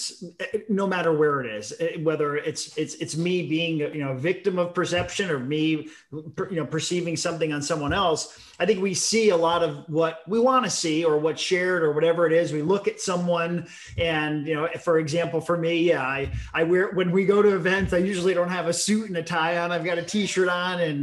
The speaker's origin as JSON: {"language": "English", "town": "Hollywood", "region": "Florida", "country": "United States", "moved": "yes", "lives_now": "Connecticut, United States", "said": "We're from Connecticut, originally from Hollywood, Florida"}